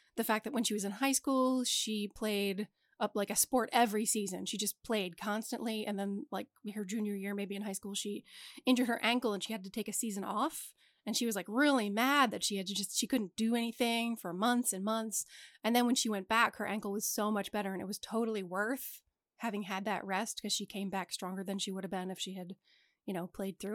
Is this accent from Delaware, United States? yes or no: yes; suburb of Wilmington, Delaware, United States; we grew up in a suburb of Wilmington